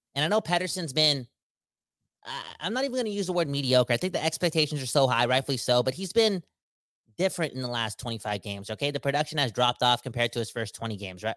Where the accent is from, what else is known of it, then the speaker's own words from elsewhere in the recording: Surrey, British Columbia, Canada; I'm from Surrey